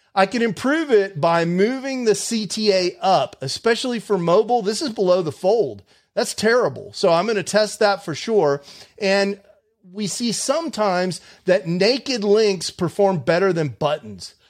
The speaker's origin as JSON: {"language": "English", "town": "Houston", "region": "Texas", "country": "United States", "said": "I'm from Houston originally"}